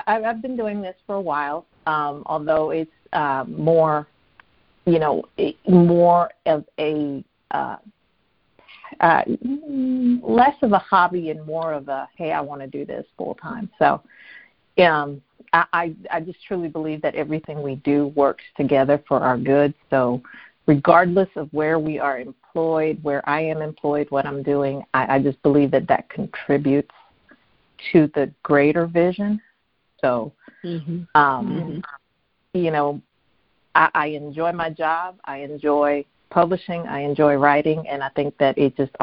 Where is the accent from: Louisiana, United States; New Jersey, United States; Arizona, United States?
New Jersey, United States; also born or lived in Ohio; now in North Carolina, United States; I'm originally from New Jersey, very proud